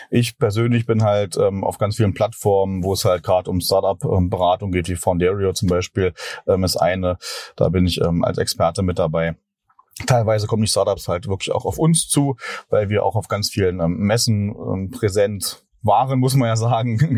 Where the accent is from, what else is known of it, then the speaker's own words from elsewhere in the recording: Berlin, Germany; ich komme hier aus Berlin